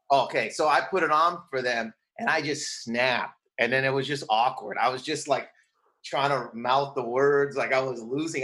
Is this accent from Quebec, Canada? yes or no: no; Windsor, Ontario, Canada; moved away as an adult; also born or lived in Toronto / New York; now in Los Angeles, United States; I grew up in Windsor, Ontario, which is on the border of Detroit.